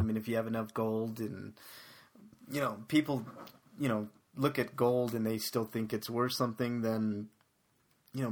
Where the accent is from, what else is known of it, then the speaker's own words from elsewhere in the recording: Denver, Colorado, United States; I'm from Denver. I'm a Denver native.